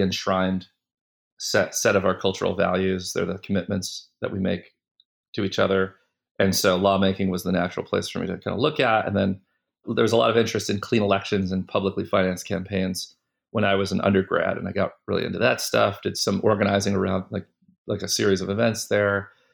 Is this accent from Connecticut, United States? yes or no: yes; Windsor, Connecticut, United States; also born or lived in West Hartford, Connecticut; I grew up in Windsor, Connecticut, and West Hartford, Connecticut.